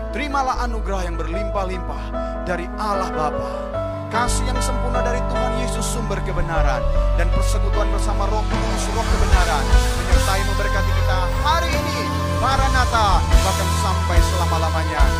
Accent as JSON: {"language": "Indonesian", "country": "Indonesia", "said": "negeri kami Indonesia"}